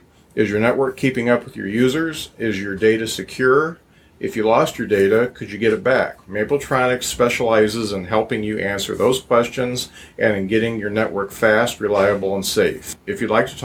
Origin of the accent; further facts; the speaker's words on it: Lakeville, Indiana, United States; also born or lived in South Bend, Indiana; I was born in South Bend, but grew up in Lakeville